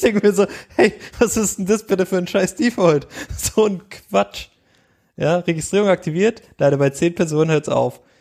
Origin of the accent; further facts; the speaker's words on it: Germany; wir als Deutsche